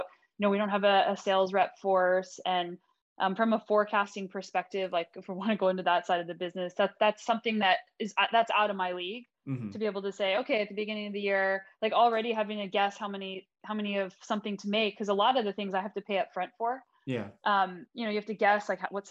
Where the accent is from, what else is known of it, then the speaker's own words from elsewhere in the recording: United States; now in Canada; I'm originally American, but I'm also now Canadian dual citizen